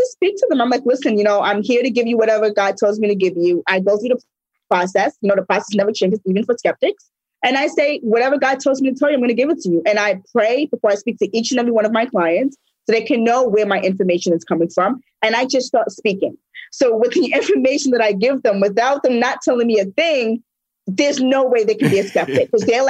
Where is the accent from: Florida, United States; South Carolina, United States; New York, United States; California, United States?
New York, United States; I'm from New York.